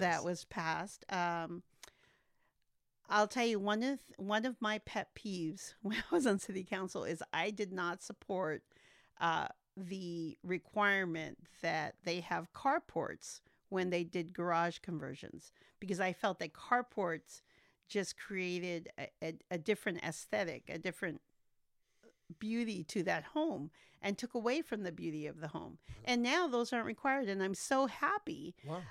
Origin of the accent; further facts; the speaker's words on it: Santa Maria, California, United States; also born or lived in McAllen, Texas; my daddy brought me here when I was 18 months old. So I am nearly native to Santa Maria